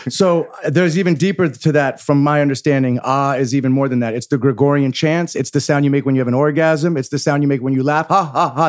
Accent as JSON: {"language": "English", "town": "San Francisco", "region": "California", "country": "United States", "tie": "born or raised there", "also_born_or_lived": "Los Angeles", "moved": "as an adult", "said": "I grew up in San Francisco with hippie parents"}